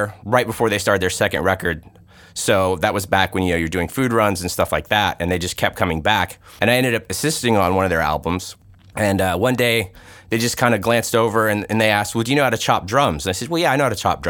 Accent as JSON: {"language": "English", "region": "Tennessee", "country": "United States", "moved": "yes", "said": "I'm from Tennessee originally"}